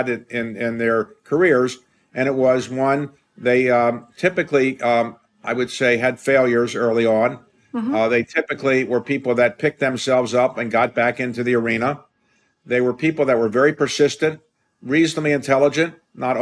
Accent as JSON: {"language": "English", "town": "Baltimore", "region": "Maryland", "country": "United States", "tie": "born or raised there", "said": "I grew up in Baltimore"}